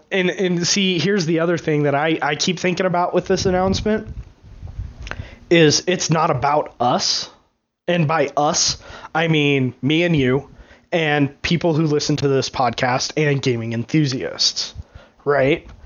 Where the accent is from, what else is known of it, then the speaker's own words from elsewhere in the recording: Los Angeles, California, United States; oh man, Los Angeles has an Overwatch team, I'm from Los Angeles. I'm going to root for them.